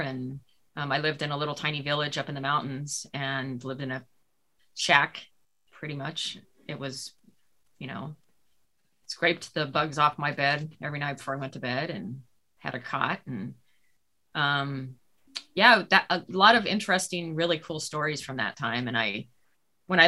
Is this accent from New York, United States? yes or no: no; New Mexico, United States; moved away; also born or lived in California / San Diego; I grew up in New Mexico, never finished high school